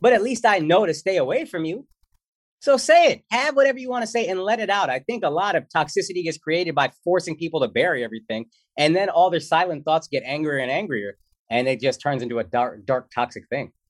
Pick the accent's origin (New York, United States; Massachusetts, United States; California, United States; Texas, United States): Texas, United States; Dallas; moved away; I grew up in Texas